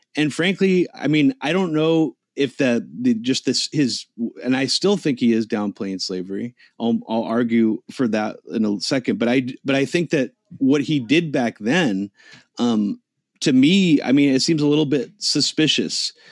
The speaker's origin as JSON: {"language": "English", "country": "United States", "tie": "born or raised there", "said": "I live in the United States. I grew up here."}